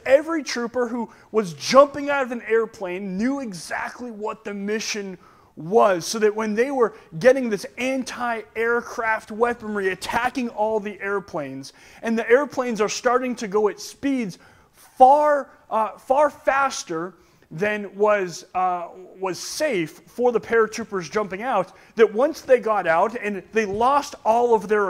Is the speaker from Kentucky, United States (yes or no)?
no; Oxford, Massachusetts, United States; Where I'm from, I'm just from Oxford, Massachusetts. That's all I'm from.